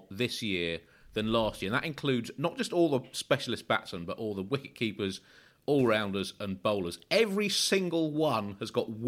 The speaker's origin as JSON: {"language": "English", "country": "Australia", "said": "I say it to you as an Australian, and it naturally"}